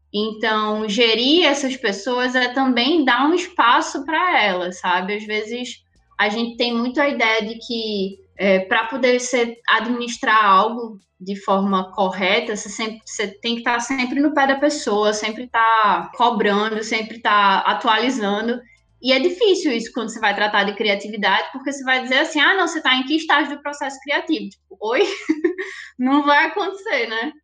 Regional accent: Recife, Pernambuco, Brazil; moved away as an adult; now in Natal, Brazil; eu sou de Recife. Vim para cá para poder fazer faculdade, saí de Recife e vim para Natal para estudar na UFRN jornalismo

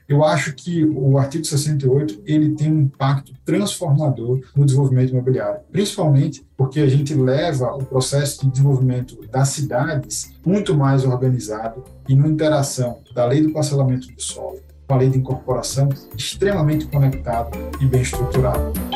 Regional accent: Maceió, Alagoas, Brazil; Maceió, que é minha cidade natal

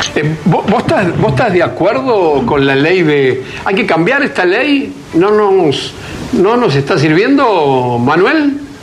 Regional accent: Argentina

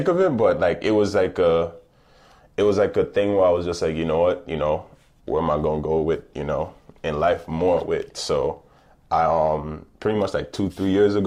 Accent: U.S. Virgin Islands; moved away; I'm from St. Thomas specifically

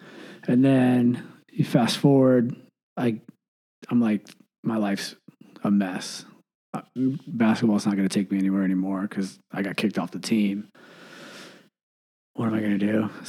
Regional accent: Michigan, United States; born or raised there

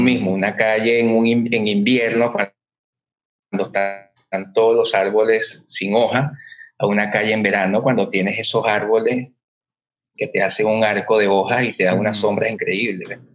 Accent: Caracas, Capital District, Venezuela; now in Montevideo, Uruguay; me dicen, ¿de dónde vienes? De Chacaíto de Plaza Venezuela

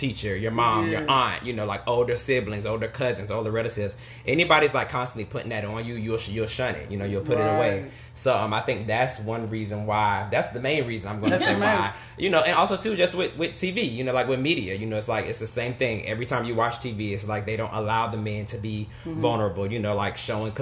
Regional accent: the South, United States; I'm from the South

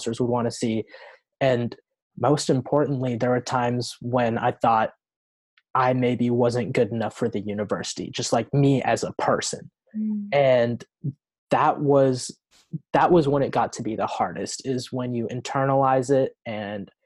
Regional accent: Oregon, United States; I'm from Oregon.

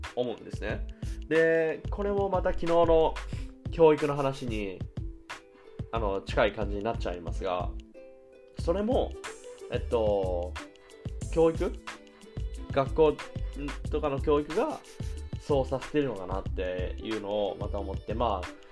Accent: Japan; now in Germany; 日本の母が住んでる、自分の実家

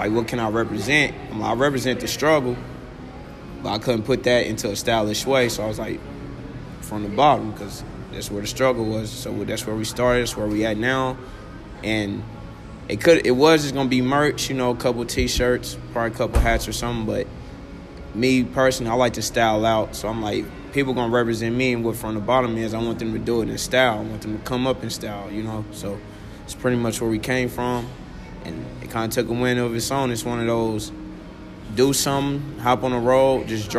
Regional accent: Kansas City, Missouri, United States; originally I'm from Kansas City, Missouri, you know, South Kansas City

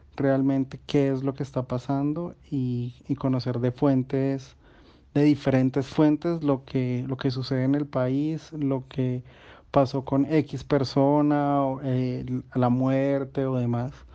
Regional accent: Colombia; nosotros como colombianos

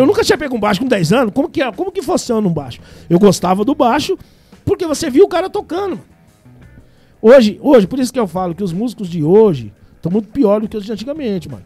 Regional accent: São Paulo, Brazil; moved away; also born or lived in Belo Horizonte, Minas Gerais; quando eu era moleque, em São Paulo

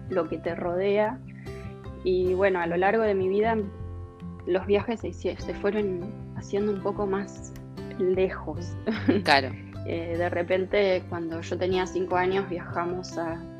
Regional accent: Buenos Aires, Argentina; born there; Nosotros cuando yo nací en Capital, pero me mudé varias veces durante mi infancia pero uno de mis mejores recuerdos de vivir en la ciudad de Buenos Aires era

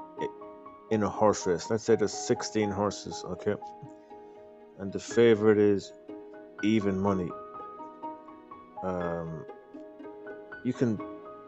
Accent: Ireland; I'm from Ireland.

